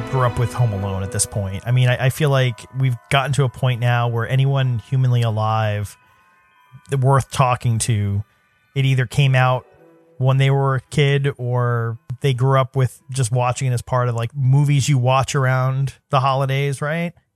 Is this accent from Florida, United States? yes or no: no; New York City, New York, United States; I grew up in New York City